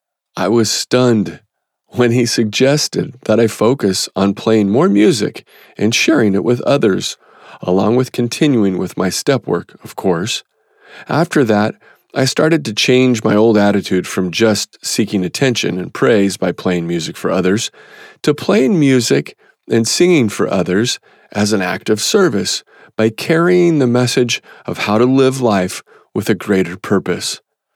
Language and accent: English; Midwest, United States; I grew up in the American Midwest in a musical family.